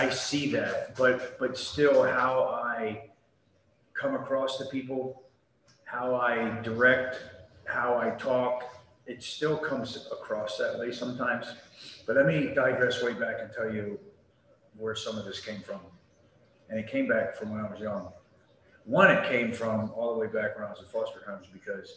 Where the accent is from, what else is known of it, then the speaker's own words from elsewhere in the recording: Baltimore City / Carroll County, Maryland, United States; also born or lived in Amarillo, Texas / Memphis, Tennessee; now in Panama City, United States; when I moved from Baltimore City to Carroll County, and then living in the rural farmland, and then getting picked on for being an adopted kid